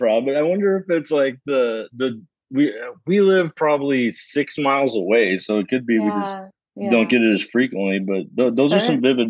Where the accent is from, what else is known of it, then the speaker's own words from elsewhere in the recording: Phoenix, Arizona, United States; I grew up in North Phoenix in like the, you know, I don't want to date myself, but the late 70s, early 80s